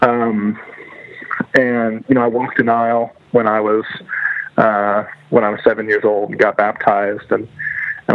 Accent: Louisville, Kentucky, United States; also born or lived in Houston, Texas / Miami, Florida; I've been in the Louisville area since I was about 10. Before that, we lived for a couple of years in Houston, Texas. And then prior to that was in Miami. But so the vast majority of my life is here in Louisville

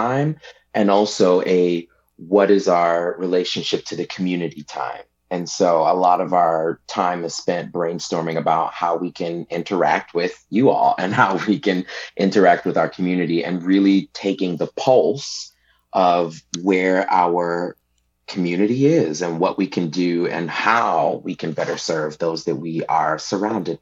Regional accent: Detroit, Michigan, United States; also born or lived in New Mexico / Dallas, Texas; now in Central Coast, California, United States; I was born and raised in Detroit, Michigan

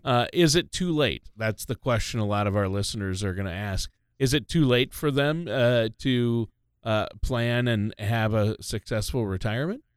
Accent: Minnesota, United States; now in Tampa Bay area, United States; I'm from Minnesota.

